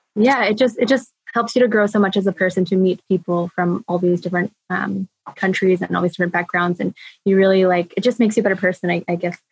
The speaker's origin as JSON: {"language": "English", "country": "United States", "also_born_or_lived": "Germany", "moved": "as an adult", "said": "as an American"}